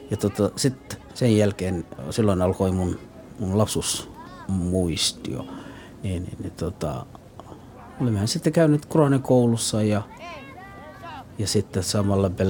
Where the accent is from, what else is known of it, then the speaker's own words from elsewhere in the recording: El Bur, Galguduud, Somalia; born there; Finnish is a second language; Olen syntynyt Keski-Somaliassa, El Bur-niminen kaupungissa – no 1967.